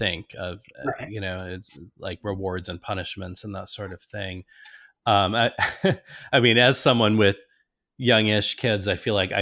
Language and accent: English; the North, United States; I was raised in the North, mainly among Presbyterians and Lutherans.